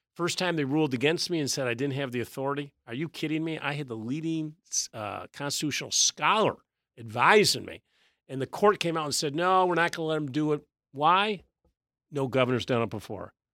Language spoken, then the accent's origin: English; Syracuse, New York, United States; now in Virginia, United States; I grew up in Syracuse, New York